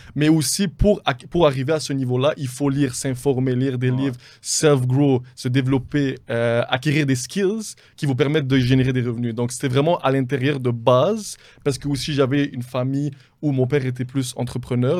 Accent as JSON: {"language": "French", "town": "Montreal", "region": "Quebec", "country": "Canada", "said": "je viens de Montréal, je suis d'origine libanaise."}